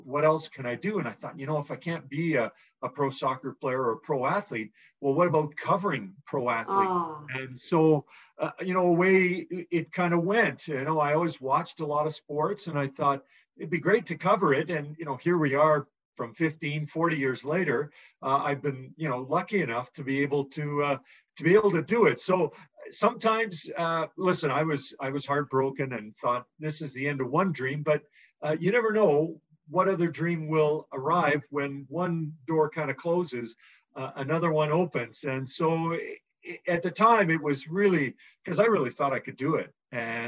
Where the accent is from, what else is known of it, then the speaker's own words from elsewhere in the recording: Edmonton, Alberta, Canada; growing up in Edmonton